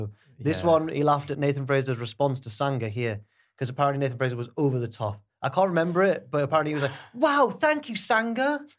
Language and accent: English; England, United Kingdom; I'm English?